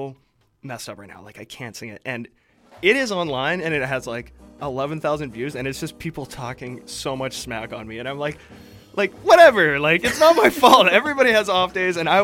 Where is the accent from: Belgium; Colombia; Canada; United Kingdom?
Canada; Edmonton, Alberta; moved away as an adult; now in Vancouver, Canada; I grew up in Edmonton